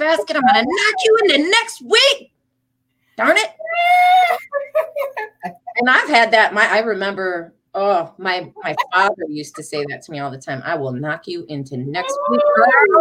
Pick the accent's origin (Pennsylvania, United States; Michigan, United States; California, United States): Michigan, United States; Detroit; moved away; I'm from Detroit originally